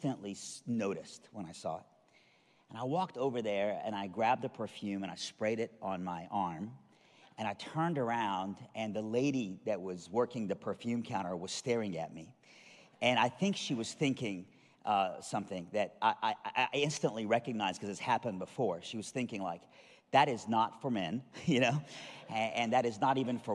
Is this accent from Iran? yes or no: yes; Iran; I'm from Iran.